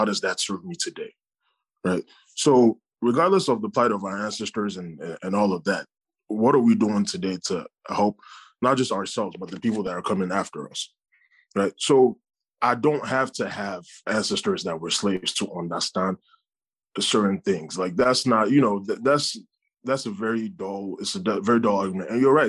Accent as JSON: {"language": "English", "country": "United States", "said": "as a Black man, as a Nigerian man, whatever you want to call me, as a Nigerian American man in America, I am still affected by those things."}